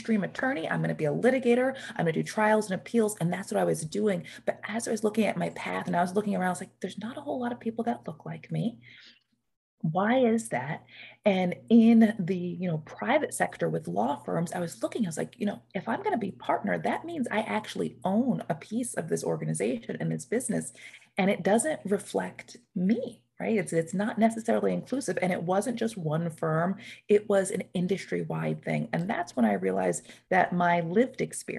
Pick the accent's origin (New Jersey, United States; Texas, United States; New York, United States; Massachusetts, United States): New York, United States; Newburgh; the town that I grew up is in Newburgh, New York